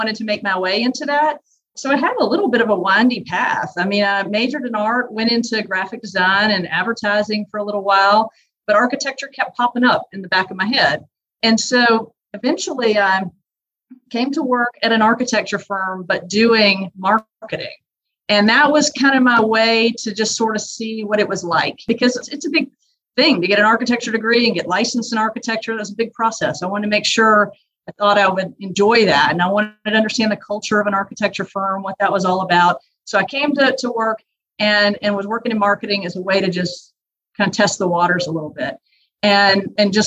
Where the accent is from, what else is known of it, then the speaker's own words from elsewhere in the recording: Louisiana, United States; I grew up in Louisiana